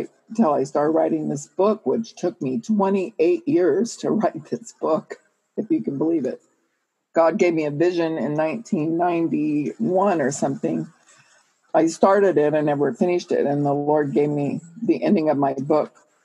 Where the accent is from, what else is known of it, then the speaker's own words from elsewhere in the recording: California, United States; I was born in California, born and raised here